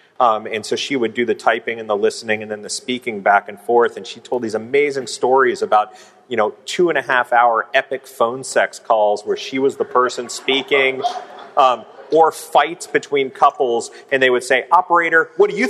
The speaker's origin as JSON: {"language": "English", "town": "Cincinnati", "region": "Ohio", "country": "United States", "also_born_or_lived": "San Francisco", "moved": "as an adult", "said": "I was from Cincinnati, Ohio, and immersed in sort of the punk scene."}